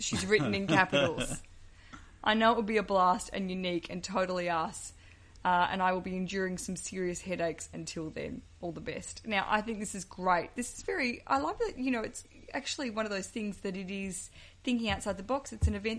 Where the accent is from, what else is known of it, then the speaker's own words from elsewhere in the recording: New Orleans, Louisiana, United States; We're both from New Orleans.